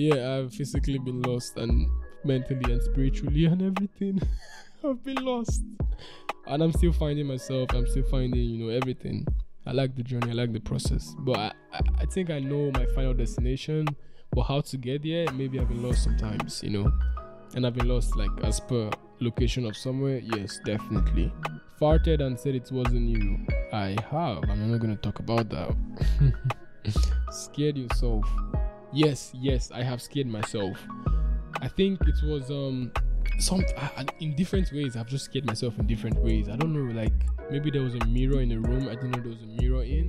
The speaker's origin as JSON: {"language": "English", "country": "Nigeria", "said": "I come from Nigeria"}